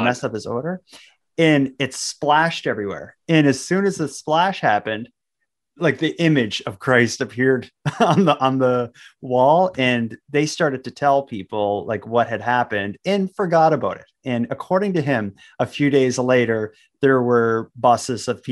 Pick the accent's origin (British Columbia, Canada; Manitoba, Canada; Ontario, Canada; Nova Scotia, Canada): Nova Scotia, Canada; North Sydney; in the area that Donnie and I grew up in Cape Breton, in North Sydney